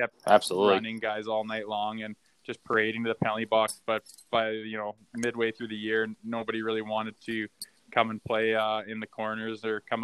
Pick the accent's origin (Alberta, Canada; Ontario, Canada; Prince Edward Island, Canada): Alberta, Canada; Olds; moved away as an adult; also born or lived in Minnesota; I'm going to go play in Olds. It's my hometown.